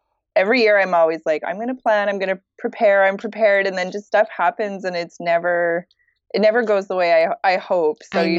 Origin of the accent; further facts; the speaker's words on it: Petawawa, Ontario, Canada; now in Montreal, Canada; So I'm a military brat. So I was born in Ontario, in Petawawa, Ontario, but I moved a lot. I moved like every 3 to 4 years, we moved to a different city. So I grew up all over Canada.